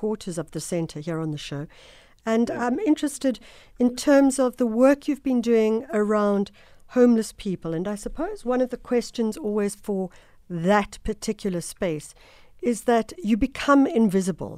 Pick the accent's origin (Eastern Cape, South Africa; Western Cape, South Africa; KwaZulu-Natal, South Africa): KwaZulu-Natal, South Africa; Durban; moved away; Durban, my hometown